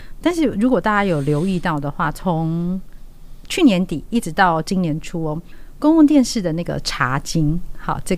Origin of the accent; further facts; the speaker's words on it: Tianwei, Changhua County, Taiwan; 那我是来自彰化田尾，好，那彰化田尾，我想它相当有名，就是公路花园嘛，嗯，所以我从小就生长在那个花丛当中。